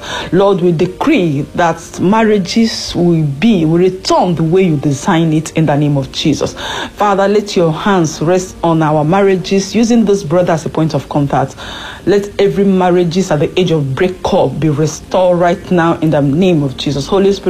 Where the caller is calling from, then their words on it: France; I'm calling in from France.